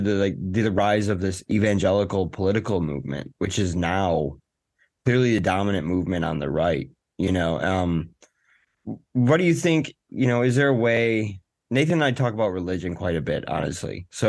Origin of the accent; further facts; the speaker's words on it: Detroit, Michigan, United States; I'm from Detroit.